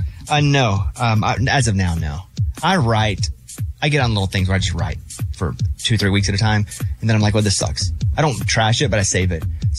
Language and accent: English; Arkansas, United States; I'm from Arkansas, you know?